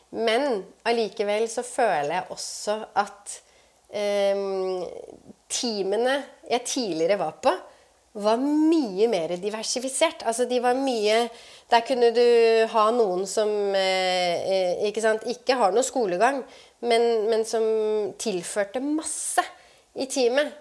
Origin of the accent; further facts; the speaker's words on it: Oslo, Norway; jeg vokste opp på Romsås